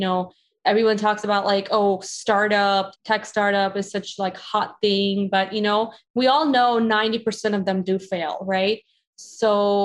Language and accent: English; Chicago, Illinois, United States; I grew up in Chicago